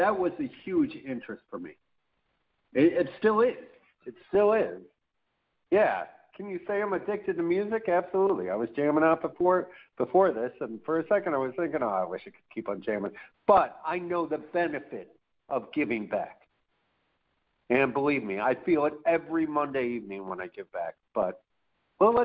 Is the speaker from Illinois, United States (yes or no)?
yes; Chicago, Illinois, United States; now in Boynton Beach, United States; I was born and raised in Chicago. I'm currently living in Boynton Beach, Florida